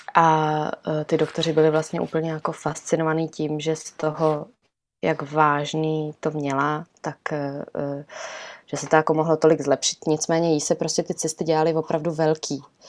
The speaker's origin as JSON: {"language": "Czech", "country": "Czechia", "tie": "born or raised there", "also_born_or_lived": "Italy", "said": "my jsme, eh, původem, nebo prostě celá rodina jsme z Itálie, ale vyrostli jsme tady v Čechách"}